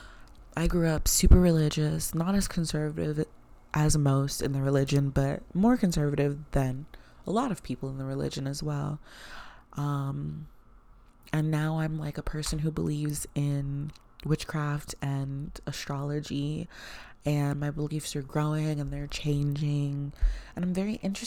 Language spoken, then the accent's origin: English; the South, United States; growing up in the South, a lot of the Black people that I knew grew up Christian